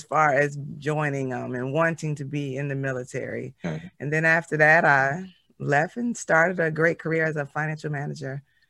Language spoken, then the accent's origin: English; Buffalo, New York, United States; moved away as an adult; now in Washington, D.C., United States; Well, I'm originally from Buffalo, New York.